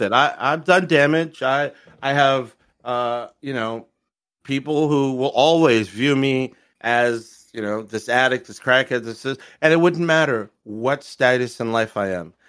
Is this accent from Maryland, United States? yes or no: yes; Maryland, United States; I'm from Maryland